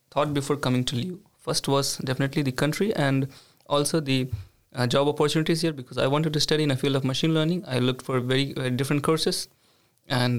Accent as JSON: {"language": "English", "country": "India", "moved": "as an adult", "lives_now": "Sweden", "said": "I come from India"}